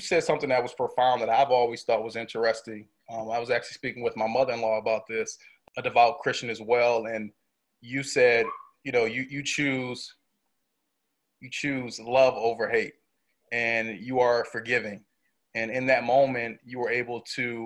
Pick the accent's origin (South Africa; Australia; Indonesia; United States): United States; Auburn Hills, Michigan; also born or lived in Pontiac, Michigan; So I was born in Pontiac, Michigan, which is about 45 minutes north of Detroit. And then I was raised in Auburn Hills.